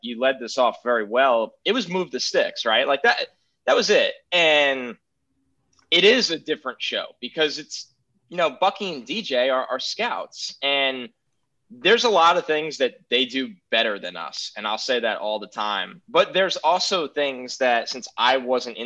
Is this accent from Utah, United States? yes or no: no; New York, United States; I'm from New York